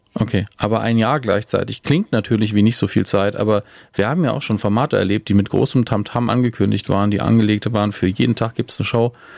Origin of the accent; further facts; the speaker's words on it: Germany; als Deutsche